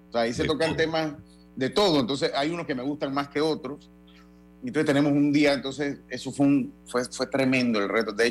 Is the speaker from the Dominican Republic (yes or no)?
yes; Santo Domingo, Dominican Republic; acá sí le dicen de donde yo soy, allá en Santo Domingo, hombre.